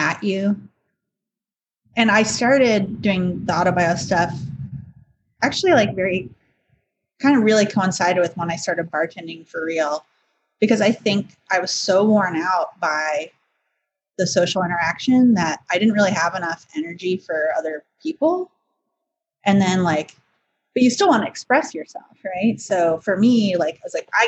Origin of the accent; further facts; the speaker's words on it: Evanston, Illinois, United States; I grew up in Chicago